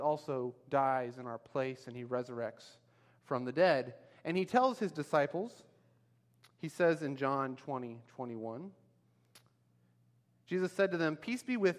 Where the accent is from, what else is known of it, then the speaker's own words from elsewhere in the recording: United States; moved away as an adult; now in Myanmar; we're American citizens